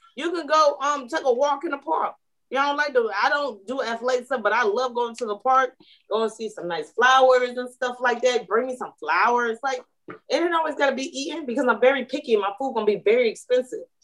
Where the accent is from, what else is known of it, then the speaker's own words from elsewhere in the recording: Atlanta, Georgia, United States; I'm from Atlanta.